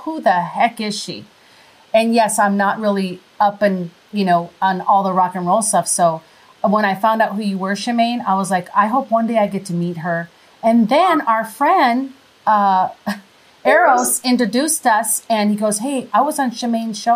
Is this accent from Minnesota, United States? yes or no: yes; Minnesota, United States; accent: Minnesota; moved away; also born or lived in Wisconsin; I'm really originally from Minnesota, so I have kind of like a Minnesota accent